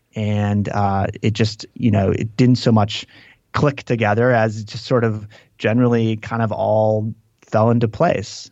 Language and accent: English; Green Lake, Wisconsin, United States; I grew up in this town called Green Lake